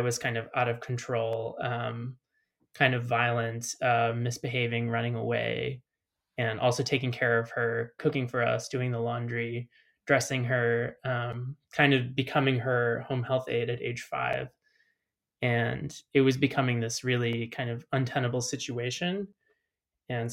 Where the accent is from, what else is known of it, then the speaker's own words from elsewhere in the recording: Chicago, Illinois, United States; moved away as an adult; now in Berlin, Germany; I'm American, if you couldn't tell, I'm from Chicago.